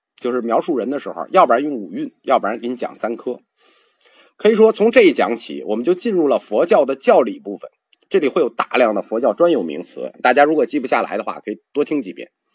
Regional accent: Northeast China, China; 我们东北人常说的“色儿”

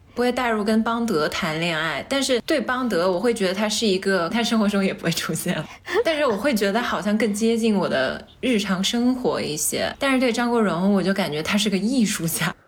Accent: Changsha, Hunan, China; 我是长沙人嘛，嗯。我们那儿有一个地方电视台叫做《潇湘电影》，经常放老港片

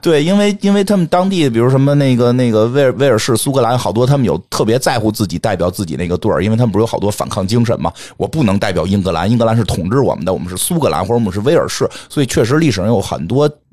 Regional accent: Beijing, China; accent: Beijing; 有点北京口音

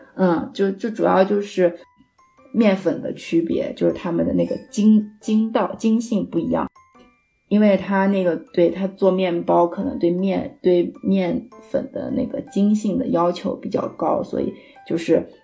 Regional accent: Shanxi, China; 其实我算是一个山西人，然后我的面食也，也吃得比较多

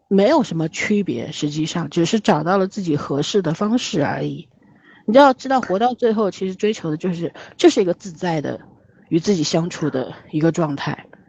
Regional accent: Shanghai, China; 我们上海是很朴素的

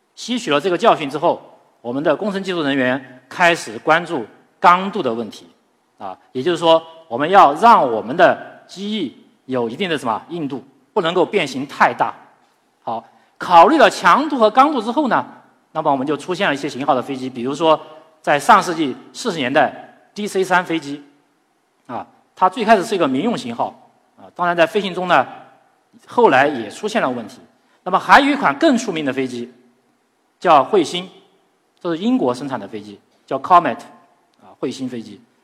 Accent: China; 对于我们中国人来讲，其实呢，在古代的时候就有飞天的梦想

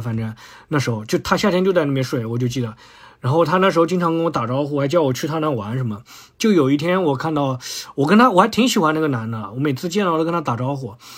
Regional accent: Dahua New Village, Shanghai, China; 我小初中，中学时代是居住在大华新村

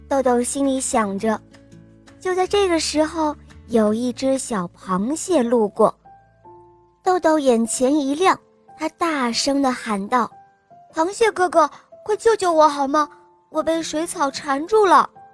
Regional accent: Hebei, China; 今年七岁，我是河北的

